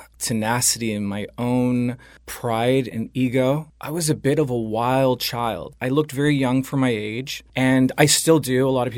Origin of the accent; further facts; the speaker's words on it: Dana Point, California, United States; also born or lived in Los Angeles; I'm from Orange County, actually. I grew up in Orange County near Dana Point. I left home at a very early age. I was around 15.